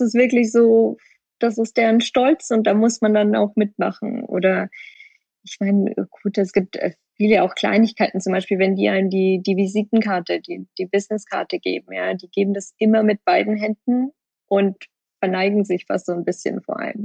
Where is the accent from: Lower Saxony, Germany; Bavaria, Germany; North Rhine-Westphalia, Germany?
Bavaria, Germany; moved away as an adult; now in Hong Kong; Es ist schon immer noch meine, meine Heimat